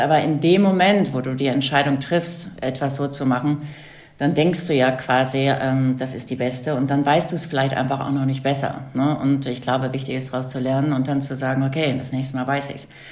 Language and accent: German; North Rhine-Westphalia, Germany; Ich bin auf dem Bauernhof groß geworden in Westfalen